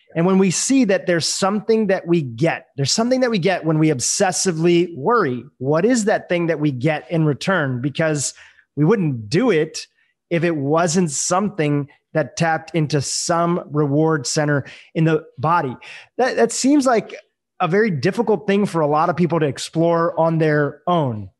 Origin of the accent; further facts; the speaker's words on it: India; I'm from India